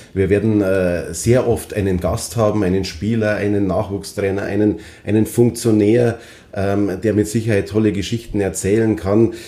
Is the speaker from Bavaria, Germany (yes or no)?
yes; Rosenheim, Bavaria, Germany; Ich bin gebürtiger Rosenheimer, da wächst man mit Eishockey auf